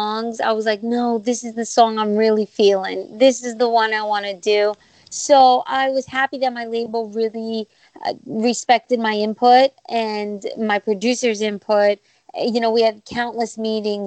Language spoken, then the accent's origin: English; New York, United States; also born or lived in Greece; now in Washington, D.C., United States; I was born in New York and raised, lived there for most of my life, and then Greece